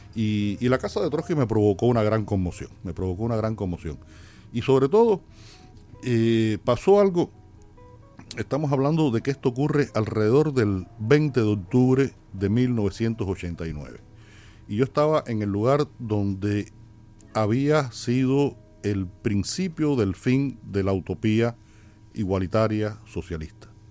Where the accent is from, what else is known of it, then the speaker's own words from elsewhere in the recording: Havana, Cuba; ahí en el barrio donde yo nací y sigo viviendo, Mantilla